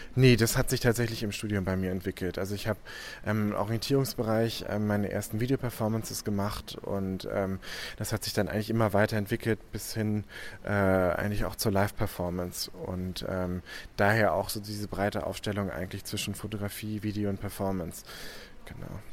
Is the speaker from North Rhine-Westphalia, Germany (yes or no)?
no; Hamburg, Germany; also born or lived in Paris, France; now in Düsseldorf, Germany; Ich komme ursprünglich aus Hamburg